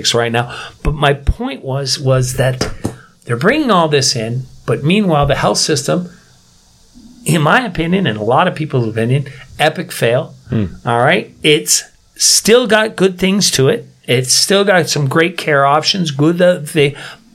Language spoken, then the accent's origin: English; Niagara, Ontario, Canada; now in South Korea; my hometown, Bri, Niagara